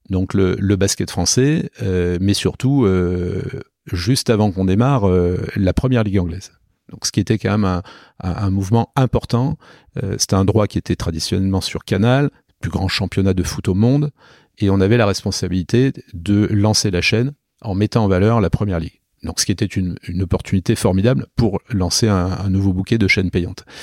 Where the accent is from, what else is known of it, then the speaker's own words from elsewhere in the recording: Nîmes, Occitania, France; also born or lived in Paris; now in Toulon, France; De Nîmes. Voilà. Donc euh, chez moi dans le Gard